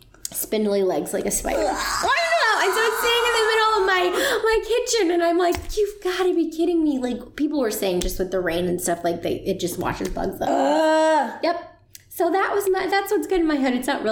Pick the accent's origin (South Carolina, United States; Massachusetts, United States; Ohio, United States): Ohio, United States; now in Virginia, United States; I'm the girl from Ohio